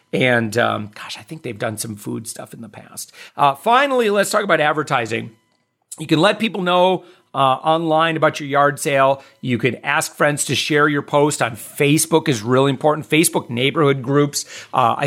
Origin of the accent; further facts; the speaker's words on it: Midwest, United States; also born or lived in Wisconsin / Michigan; I grew up in the Midwest. I grew up in Wisconsin, Michigan